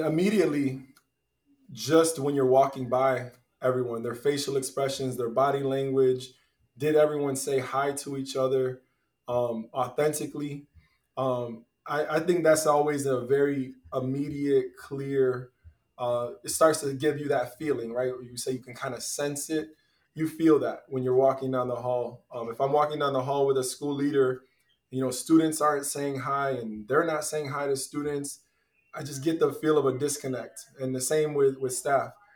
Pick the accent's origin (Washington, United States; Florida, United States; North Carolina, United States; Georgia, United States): Florida, United States; Tampa; now in Aventura, United States; I grew up in Tampa, Florida